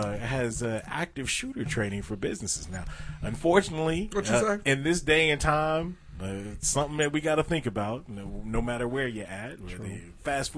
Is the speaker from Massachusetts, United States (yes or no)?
no; Detroit, Michigan, United States; I'm from Detroit. I was there.